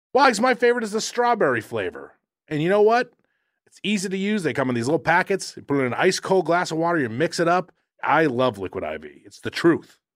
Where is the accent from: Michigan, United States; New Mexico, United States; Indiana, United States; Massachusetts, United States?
Massachusetts, United States; Quincy; moved away; I grew up in Quincy, Mass